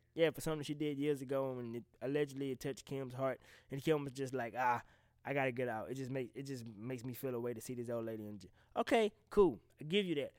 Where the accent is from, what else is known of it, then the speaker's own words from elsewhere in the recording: the South, United States; I'm from the South.